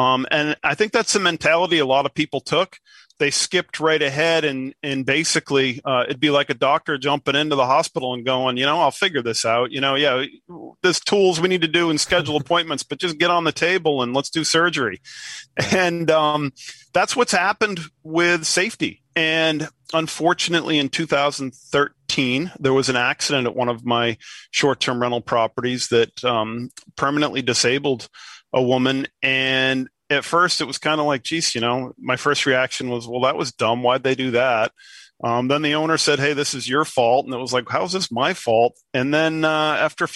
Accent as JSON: {"language": "English", "region": "New England", "country": "United States", "said": "I'm from New England."}